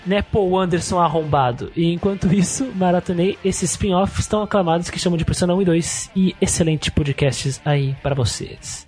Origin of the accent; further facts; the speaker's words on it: Brazil; first language Portuguese; O Brasil, cara, a gente também não fala muito cotidianamente inglês